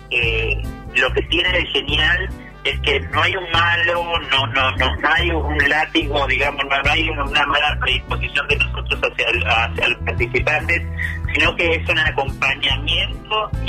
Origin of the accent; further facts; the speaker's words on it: Dolores, Buenos Aires Province, Argentina; now in Buenos Aires, Argentina; yo soy de Dolores de Provincia de Buenos Aires, que que llegué a Buenos Aires con una mochila